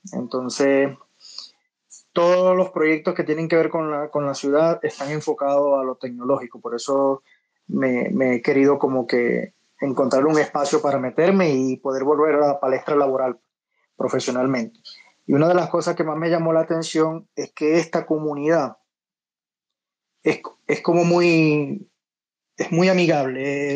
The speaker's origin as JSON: {"language": "Spanish", "country": "Venezuela", "moved": "as an adult", "lives_now": "Medellín, Colombia", "said": "yo soy de Venezuela, pero me vine a Medellín"}